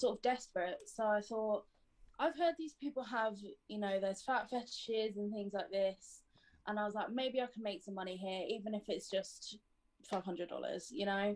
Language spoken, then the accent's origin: English; United Kingdom